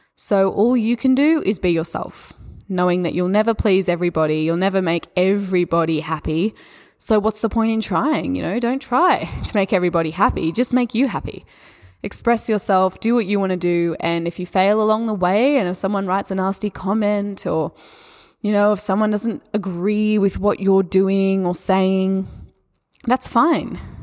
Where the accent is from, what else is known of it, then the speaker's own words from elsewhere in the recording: Australia; accent: Australian; my Australian accent